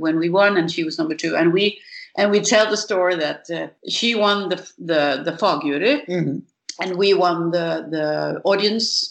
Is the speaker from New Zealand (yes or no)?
no; Gothenburg, Västra Götaland, Sweden; now in Norway; coming home to my my hometown